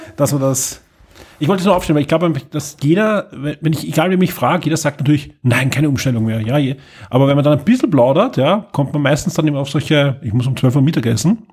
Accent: Austria

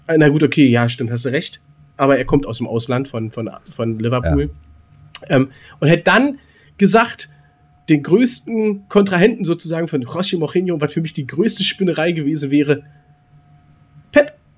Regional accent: Berlin, Germany; Ich bin Berliner

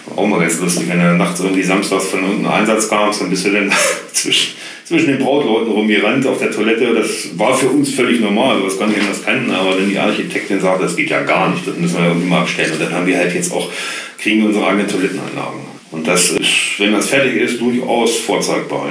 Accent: Göttingen, Lower Saxony, Germany; also born or lived in Holtensen; Ich bin ähm, geboren auf dem Holzer Berg.

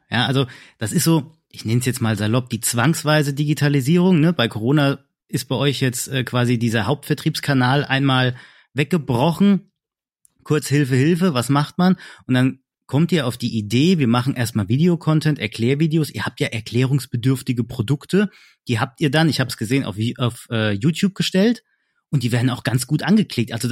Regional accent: Hesse, Germany; ich bin kein Bayer, ich bin

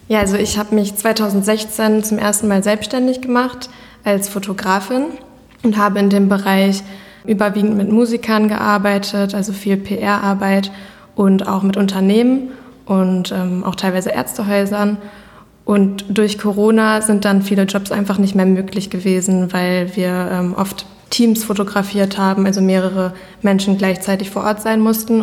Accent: Iserlohn, North Rhine-Westphalia, Germany; also born or lived in Canada; bin halb Kanadierin und halb Deutsch. Mein Papa kommt hier aus Iserlohn und daher ist es natürlich für mich auch meine Heimat

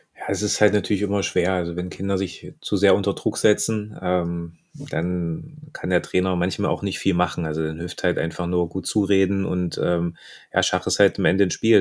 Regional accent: Germany; Bei uns in Deutschland

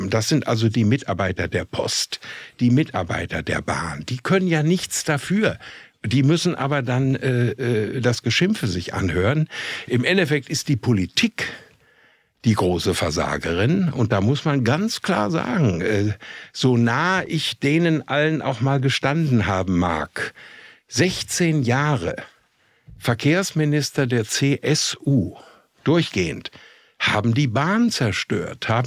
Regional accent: Minden, North Rhine-Westphalia, Germany; ich komme aus Minden in Westfalen.

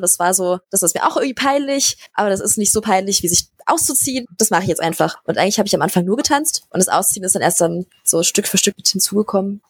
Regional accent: Berlin, Germany; ich komme aus Berlin. Ich bin hier geboren und wohne hier

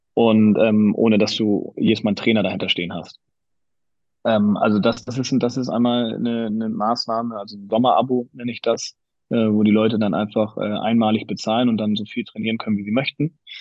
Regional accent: Hamburg, Germany; also born or lived in Graz, Austria (father's home); meine Frau und ich, wir sind beide Hamburger, wir haben beide unsere Familien hier

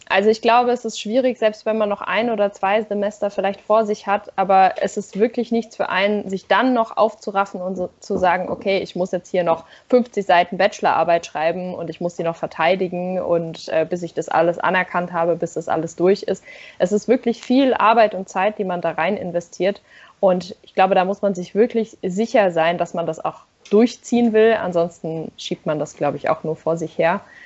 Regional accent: a village near Darmstadt, Hesse, Germany; moved away; also born or lived in Nürtingen; ich komme da eigentlich auch eher aus dem Dorf da in der Nähe

